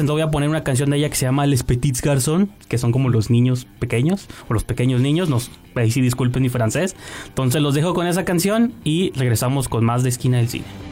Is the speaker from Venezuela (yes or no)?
no; Mexico; como, mexicanos